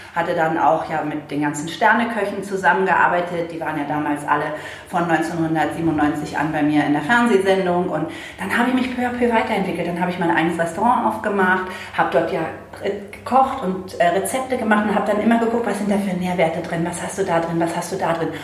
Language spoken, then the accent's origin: German; Berlin, Germany; moved away; ich bin, äh, in Berlin aufgewachsen